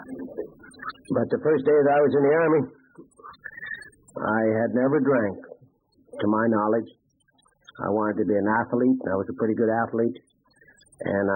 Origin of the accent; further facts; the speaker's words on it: Prince Albert, Saskatchewan, Canada; I went back to my hometown